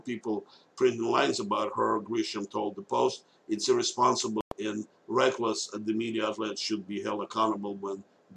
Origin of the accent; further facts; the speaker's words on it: Moscow, Russia; moved away; I was born in Moscow, USSR back then